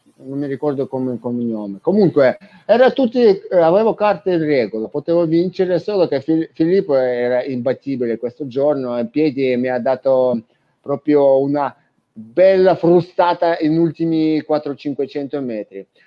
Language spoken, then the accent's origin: Italian; Ukraine; Italian is a second language; now in Italy; Sono ucraino